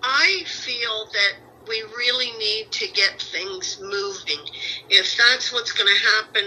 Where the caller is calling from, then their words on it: St. Petersburg, Florida, United States; Well, I'm here in St. Pete, Florida.